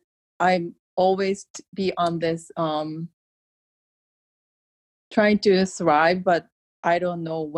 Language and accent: English; Japan; moved away; I'm from Japan, but I'm where my family is more male dominant.